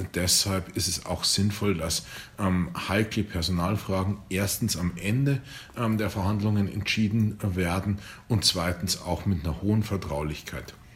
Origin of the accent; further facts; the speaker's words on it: the south of Bavaria, Germany; ich komme aus dem Süden von Bayern